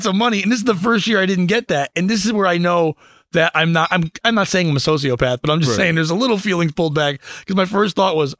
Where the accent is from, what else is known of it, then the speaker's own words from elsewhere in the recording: Connecticut, United States; she's been living here since I was born. So like 40 years in Connecticut, cold Connecticut.